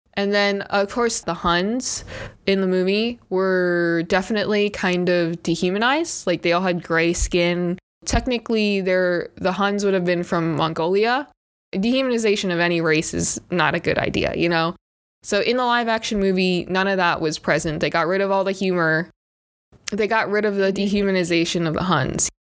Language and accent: English; United States; I grew up in America